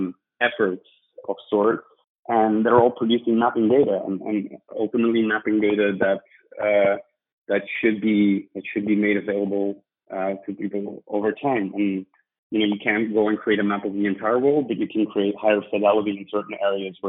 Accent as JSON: {"language": "English", "country": "Belgium", "tie": "born or raised there", "also_born_or_lived": "London", "moved": "as an adult", "said": "I'm from Belgium originally. Was born and raised there"}